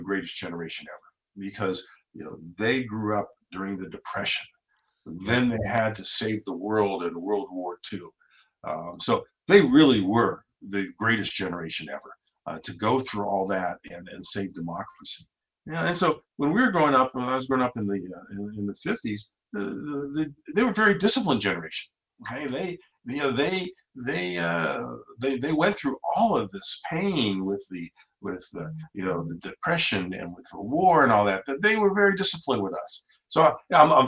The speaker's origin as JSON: {"language": "English", "region": "Ohio", "country": "United States", "tie": "born or raised there", "said": "I grew up in Ohio"}